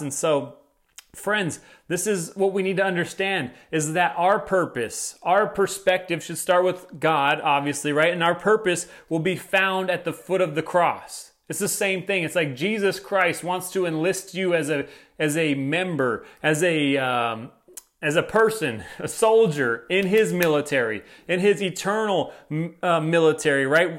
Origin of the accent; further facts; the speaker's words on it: United States; as American citizens